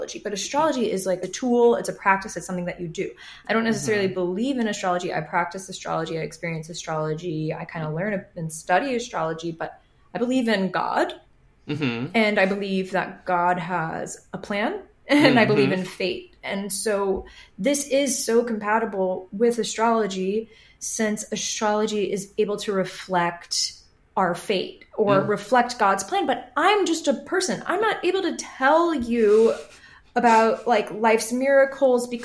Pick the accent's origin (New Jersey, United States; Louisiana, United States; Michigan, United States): Louisiana, United States; New Orleans; I'm from New Orleans, which is where Catholicism entered the United States